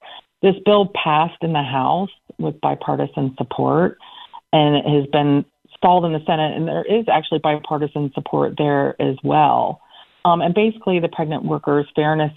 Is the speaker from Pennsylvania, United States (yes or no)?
yes; Central Pennsylvania, United States; moved away; I come from Central Pennsylvania.